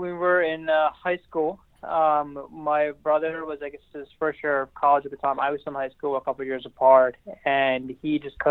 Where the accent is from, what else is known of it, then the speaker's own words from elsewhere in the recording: Silver Spring, Maryland, United States; I grew up in Silver Spring, Maryland, in a small town called Burnsville.